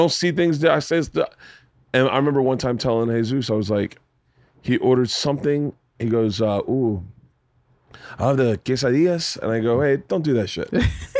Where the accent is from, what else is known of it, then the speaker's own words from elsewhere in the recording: Florida, United States; moved away as an adult; now in Los Angeles, United States; growing up in Florida.